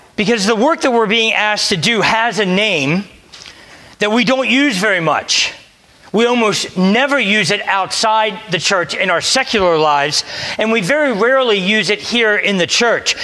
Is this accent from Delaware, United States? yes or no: yes; Delaware, United States; moved away; I'm from Delaware.